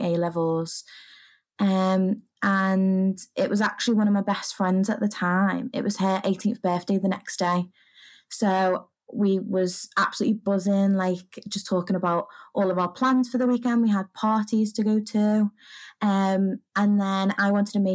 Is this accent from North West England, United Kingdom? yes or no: yes; the Wirral, North West England, United Kingdom; I'm from the Wirral, which is just over the water from Liverpool